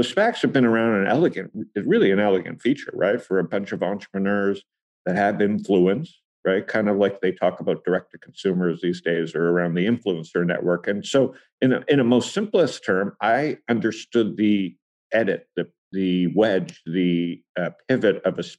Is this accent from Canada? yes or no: yes; Toronto, Ontario, Canada; So I think, you know, growing up in Toronto with the mining in Saskatchewan